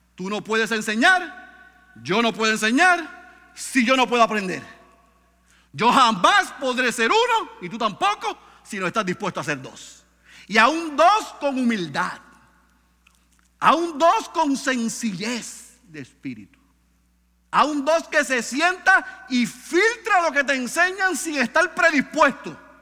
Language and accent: Spanish; Puerto Rico